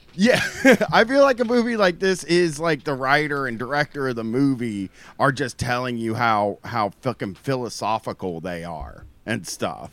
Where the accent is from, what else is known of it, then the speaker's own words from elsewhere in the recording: Groveport, Ohio, United States; I'm from Groveport, Ohio